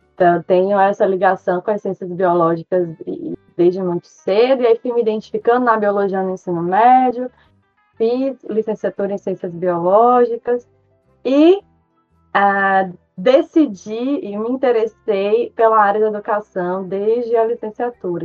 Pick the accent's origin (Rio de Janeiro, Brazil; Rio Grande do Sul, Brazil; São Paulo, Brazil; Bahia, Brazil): Bahia, Brazil; Salvador; accent: Bahian; moved away as an adult; also born or lived in Maceió, Alagoas; now in Pontal do Araguaia, Brazil; Sou nascida em Maceió, é, mas me considero baiana por ter é, constituído minha identidade na cidade de Salvador. Sou baiana de coração, de sotaque, de identidade, de tudo